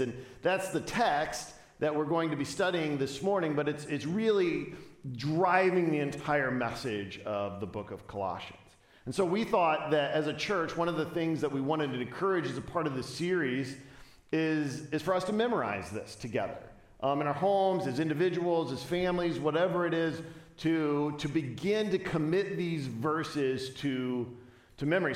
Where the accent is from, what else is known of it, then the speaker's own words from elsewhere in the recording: Chicago, Illinois, United States; I was from the Chicagoland area